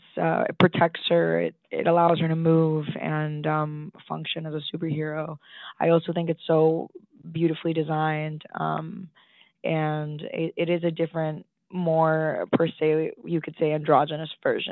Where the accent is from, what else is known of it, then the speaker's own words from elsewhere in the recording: Boston, Massachusetts, United States; born there; also born or lived in Colombia; I was born in Boston, yes. My mom is from Medellin, Colombia, but we moved around a little bit. I lived in Colombia for a little bit as well.